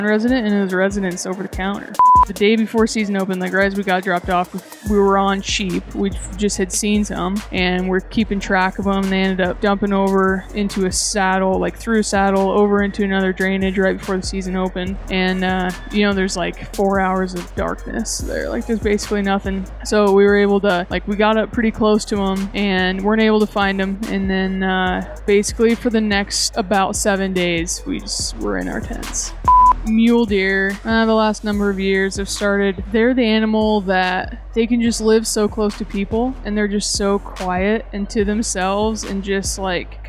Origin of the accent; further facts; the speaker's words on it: Northwest Nebraska, United States; from Northwest Nebraska originally, grew up on like cattle ranch